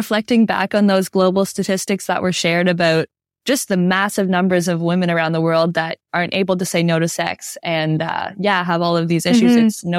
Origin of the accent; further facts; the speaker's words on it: New Brunswick, Canada; Yeah, I was in New Brunswick.